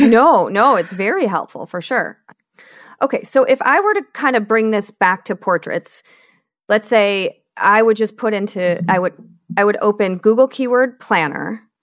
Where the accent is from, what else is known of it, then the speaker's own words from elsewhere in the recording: Michigan, United States; moved away; also born or lived in Seattle / Austin, Texas; I'm born and raised in Michigan